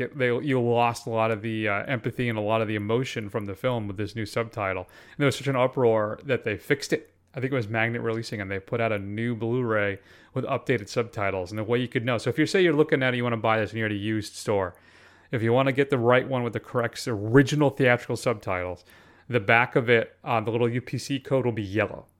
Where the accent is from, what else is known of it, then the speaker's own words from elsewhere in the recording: Connecticut, United States; I grew up in Connecticut